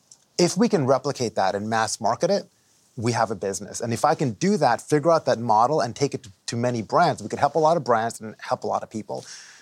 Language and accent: English; Dubai, United Arab Emirates; now in New Jersey, United States; I immigrated here from the Middle East, from Dubai, okay, in 91 to Jersey, right?